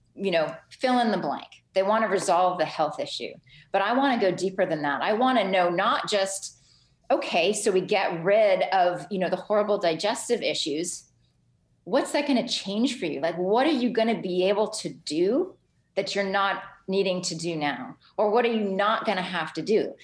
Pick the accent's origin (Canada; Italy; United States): Canada; Ottawa, Ontario; also born or lived in Halifax; am Canadian. I grew up in Ottawa